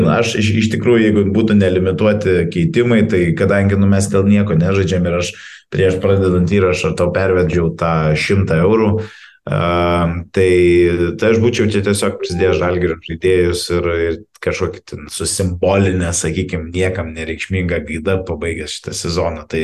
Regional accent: Lithuania

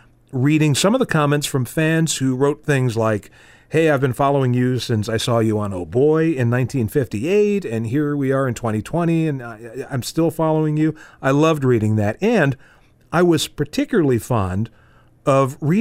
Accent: United States; I was referred to as some American

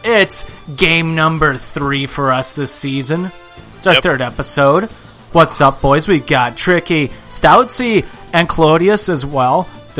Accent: St. Louis, Missouri, United States; we're from St. Louis, so we got to represent our hometown.

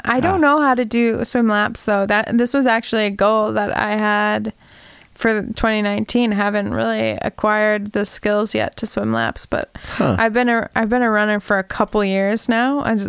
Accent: Minnesota, United States; moved away as an adult; also born or lived in Washington State; growing up in Minnesota, there's a lake, you know, less than a mile from my house

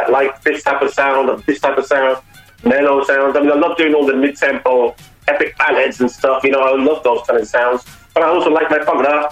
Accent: Birmingham, West Midlands, United Kingdom; growing up in Birmingham

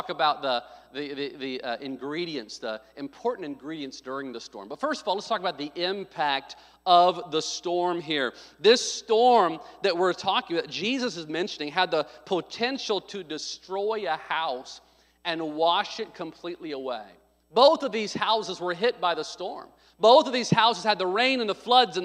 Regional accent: Arkansas, United States; also born or lived in Midwest; now in California, United States; I was born in Arkansas, so I know the storms in the South. I lived in the Midwest

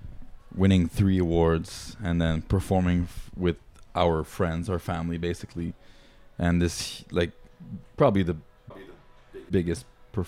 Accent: northern Ontario, Canada; But mainly from northern Ontario.

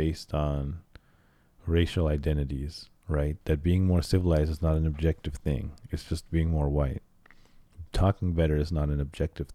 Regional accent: United States; also born or lived in Cairo, Egypt; my quote unquote native language because I grew up in the United States

